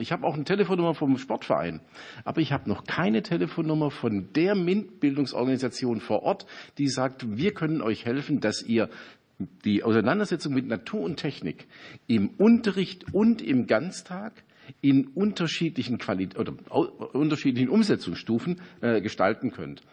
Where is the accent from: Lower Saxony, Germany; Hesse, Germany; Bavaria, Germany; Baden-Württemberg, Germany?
Baden-Württemberg, Germany; Ostalb; auf der Ostalb, wo ich herkomme